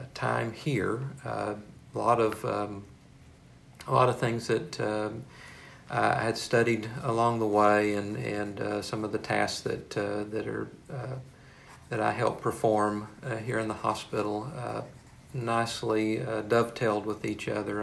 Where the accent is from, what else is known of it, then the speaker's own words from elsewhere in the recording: Marshall, Texas, United States; moved away as an adult; also born or lived in Waco, Texas / Fort Worth, Texas / Temple, Texas; now in Beaumont, United States; I'm originally from Marshall, Texas, and uh, moved away to Waco to to uh, uh Baylor University